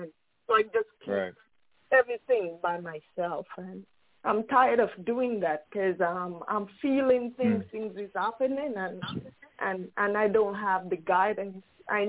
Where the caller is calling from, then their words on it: Brooklyn, New York, United States; from Brooklyn, New York.